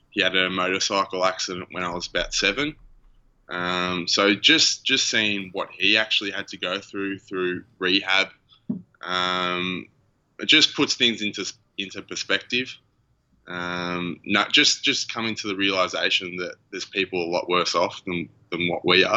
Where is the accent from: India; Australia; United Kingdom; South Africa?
Australia; Shepparton, Victoria; now in Melbourne, Australia; I was born in Shepparton, which is about 2.5 hours north of Melbourne, so a small country town